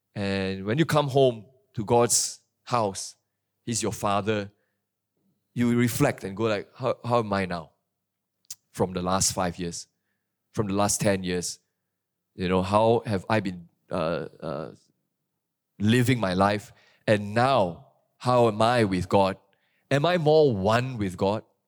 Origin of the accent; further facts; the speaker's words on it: Kuantan, Pahang, Malaysia; moved away; my hometown in Kuantan